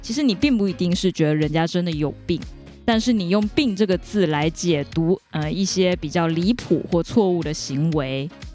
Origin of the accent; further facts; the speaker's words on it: Kaohsiung, Taiwan; 他其实是啊，我们高雄人哦